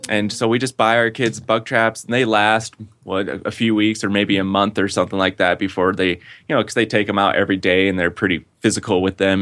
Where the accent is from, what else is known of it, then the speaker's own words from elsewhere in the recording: West Valley City, Utah, United States; moved away; I grew up in West Valley City, Utah